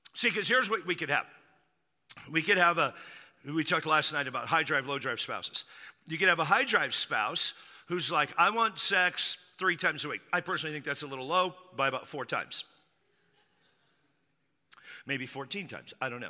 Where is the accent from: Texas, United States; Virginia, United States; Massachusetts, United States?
Texas, United States; I grew up in Texas